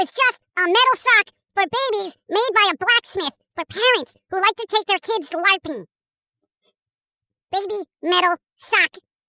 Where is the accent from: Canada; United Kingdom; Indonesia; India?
United Kingdom; England; Because I'm English, I should be all like, oh, 007, like I got a valid opinion on it, you know?